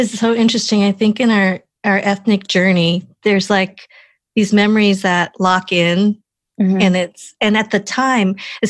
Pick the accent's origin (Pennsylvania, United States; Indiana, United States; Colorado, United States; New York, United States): Colorado, United States; first language English; I grew up in Colorado, so I can totally relate to being one of the handful of Asian Americans